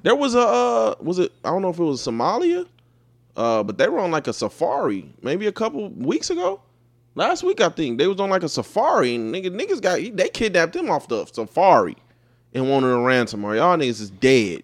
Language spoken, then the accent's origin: English; United States; an American, a black American